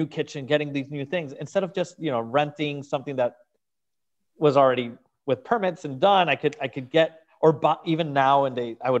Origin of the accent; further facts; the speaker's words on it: Venezuela; moved away as an adult; now in Miami, United States; I'm originally from Venezuela and South America, and I moved to Miami when I was 24.